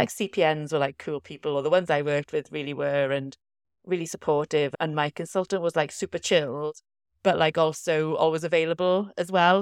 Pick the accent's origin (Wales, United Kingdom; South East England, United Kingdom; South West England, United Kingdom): Wales, United Kingdom; South Wales Valleys, United Kingdom; I'm from the South Wales Valleys